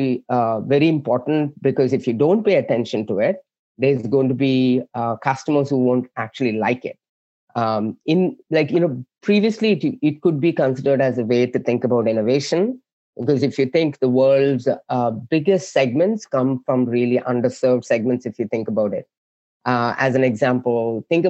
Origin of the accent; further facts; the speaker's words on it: South India, India; now in San Jose, United States; I was born and raised in India, like southern part of India.